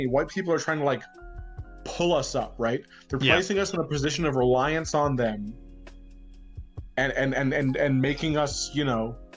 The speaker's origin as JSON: {"language": "English", "region": "New Hampshire", "country": "United States", "said": "I'm from New Hampshire"}